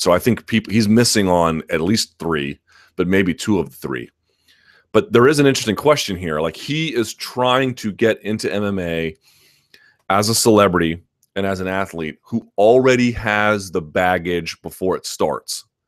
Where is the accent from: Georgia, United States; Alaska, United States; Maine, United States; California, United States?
Georgia, United States; South; moved away; I grew up in South Georgia for a, a portion of my life